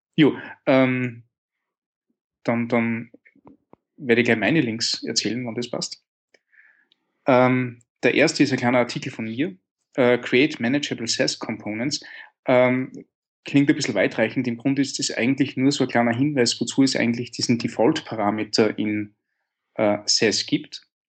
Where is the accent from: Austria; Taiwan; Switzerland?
Austria; Linz, Upper Austria; in meiner Heimatstadt Linz